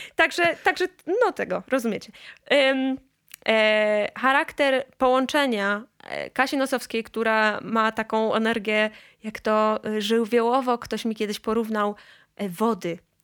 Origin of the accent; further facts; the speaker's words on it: Gdańsk, Pomeranian Voivodeship, Poland; ja się urodziłam w Gdańsku